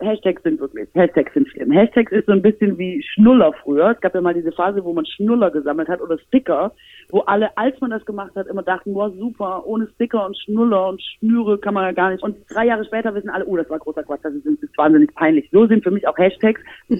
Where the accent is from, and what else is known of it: Swabia, Germany